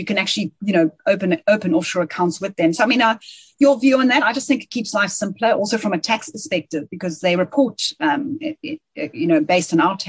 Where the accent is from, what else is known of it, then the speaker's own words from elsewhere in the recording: South Africa; You pick up the phone to somebody in London and you say, hi, I'm from South Africa.